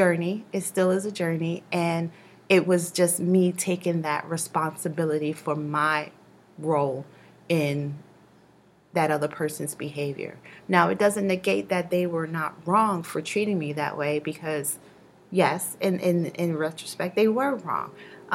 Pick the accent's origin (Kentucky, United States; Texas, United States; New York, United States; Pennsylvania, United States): New York, United States; New York City; growing up in Brooklyn.